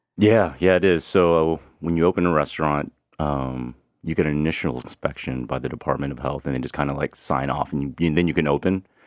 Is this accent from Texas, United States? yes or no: yes; Houston, Texas, United States; moved away; I grew up in Houston